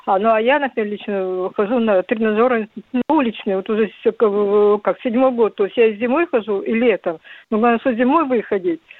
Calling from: Khabarovsk, Khabarovsk Krai, Russia; Я звоню с Дальнего Востока, с города Хабаровска.

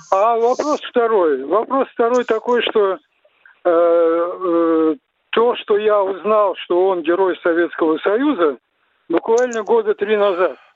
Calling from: Samara, Samara Oblast, Russia; я из Самары, у меня два вопроса.

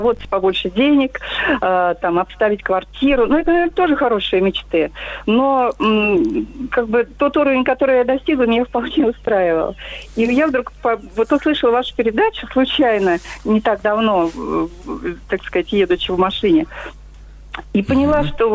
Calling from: Vladimir, Vladimir Oblast, Russia; я из Владимира.

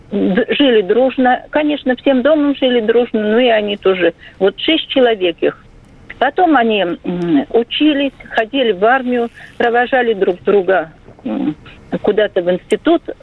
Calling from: Nizhny Novgorod, Nizhny Novgorod Oblast, Russia; Я, хочу, я из Нижнего Новгорода.

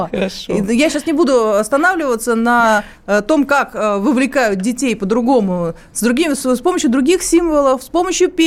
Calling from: Moscow, Russia; я из Москвы.

